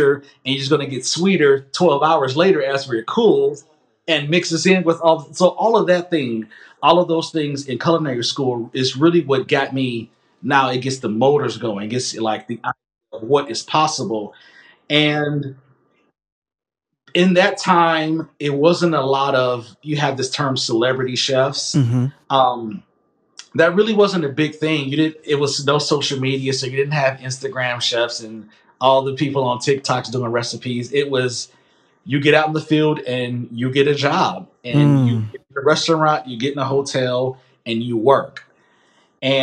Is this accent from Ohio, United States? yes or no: yes; Massillon, Ohio, United States; I'm from Massillon.